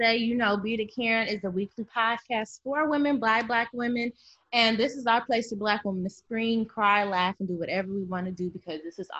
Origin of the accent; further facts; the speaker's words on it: Akron, Ohio, United States; moved away as an adult; now in Chicago, United States; we grew up in the same fucking city. Like, literally. We're both from Akron, Ohio